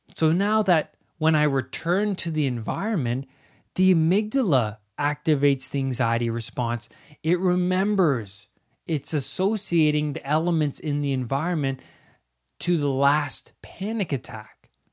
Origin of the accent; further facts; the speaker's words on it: Ontario, Canada; I grew up in Ontario, Canada.